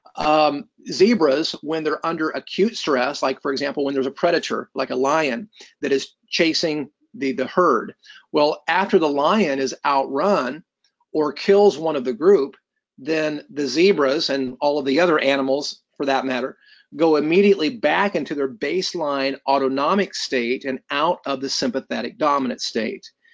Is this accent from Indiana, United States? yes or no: yes; Columbus, Indiana, United States; I was born and raised in Columbus, Indiana